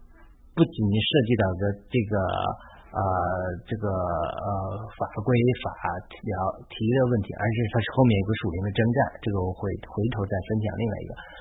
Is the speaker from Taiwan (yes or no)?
no; China; moved away as an adult; now in United States; 神用我的农村老家来代表中国。